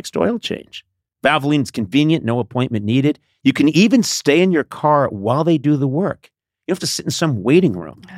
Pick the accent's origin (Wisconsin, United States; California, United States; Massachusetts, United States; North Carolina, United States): Massachusetts, United States; Brookline; I was in Brookline, Mass.